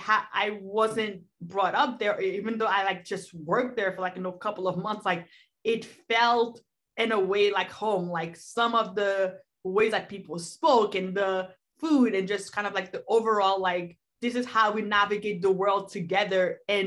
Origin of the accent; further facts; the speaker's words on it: Boston, Massachusetts, United States; like we grew up in Boston, that's what a part of Boston is like, is wearing these clothes and talking this way and listening to these things.